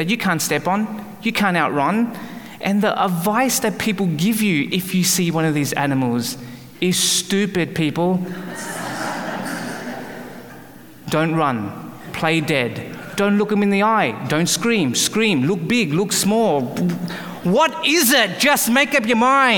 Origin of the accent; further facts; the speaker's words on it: Australia; moved away as an adult; also born or lived in Calgary, Canada; now in Vancouver area, Canada; I was born and raised in Australia